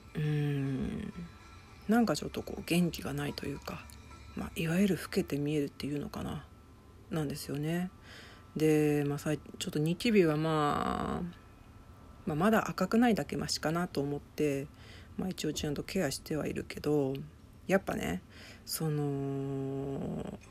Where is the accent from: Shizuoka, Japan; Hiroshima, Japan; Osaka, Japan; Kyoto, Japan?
Shizuoka, Japan; also born or lived in Tokyo; 私今静岡の実家の方に住んでてで東京にも部屋を借りてるんですけど